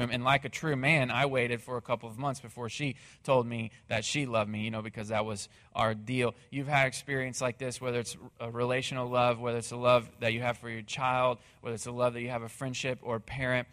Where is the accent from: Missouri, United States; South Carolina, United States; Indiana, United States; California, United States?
Missouri, United States; moved away as an adult; now in Texas, United States; my hometown in Missouri